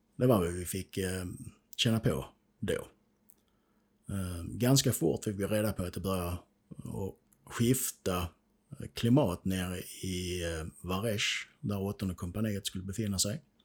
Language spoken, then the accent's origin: Swedish; Sweden; Vi är ju svenskar så vi är inte sådär vana vid krig